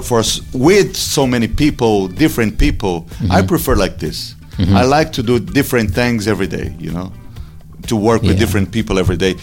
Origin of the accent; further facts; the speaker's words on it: Brazil; I was born in Brazil.